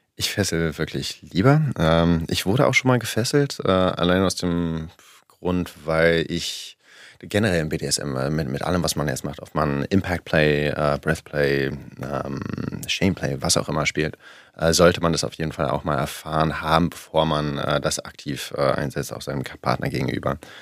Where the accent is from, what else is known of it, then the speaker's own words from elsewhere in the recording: Berlin, Germany; Ich bin in Berlin groß geworden